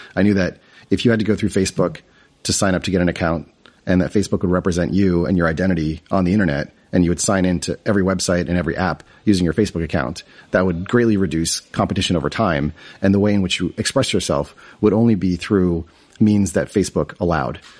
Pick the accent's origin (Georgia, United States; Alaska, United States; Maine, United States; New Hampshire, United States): New Hampshire, United States; I grew up in New England, um, in New Hampshire, which is a pretty small state